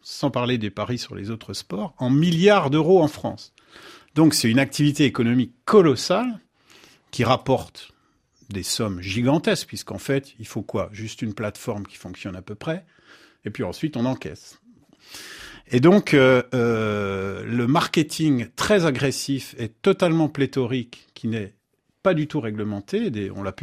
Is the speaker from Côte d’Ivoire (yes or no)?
yes; Bouaké, Vallée du Bandama, Côte d’Ivoire; Chez nous, à Côte d'Ivoire, précisément à Boaké, vraiment très compliqué.